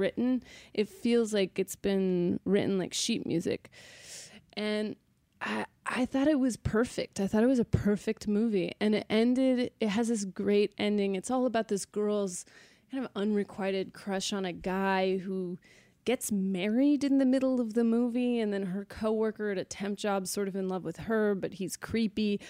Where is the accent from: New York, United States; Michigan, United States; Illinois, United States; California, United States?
California, United States; Sacramento; I was born in Sacramento, California, raised in Sacramento, California